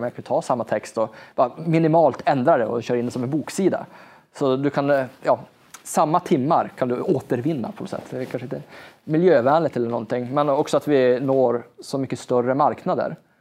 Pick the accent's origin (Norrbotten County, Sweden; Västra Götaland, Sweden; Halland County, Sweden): Norrbotten County, Sweden; jag är ju norrlänning och i Norrland har vi en extremt lång vinter